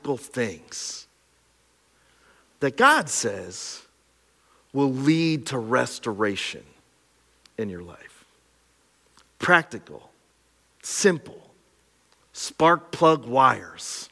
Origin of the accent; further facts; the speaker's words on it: Pine Grove, Pennsylvania, United States; my hometown of Pine Grove